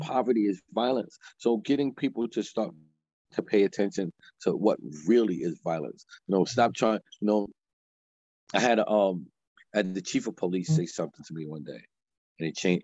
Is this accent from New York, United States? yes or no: yes; New York City, New York, United States; moved away as an adult; now in Allentown, United States; I'm born and raised in Harlem, but the work that I'm doing, I'm doing in Allentown, Pennsylvania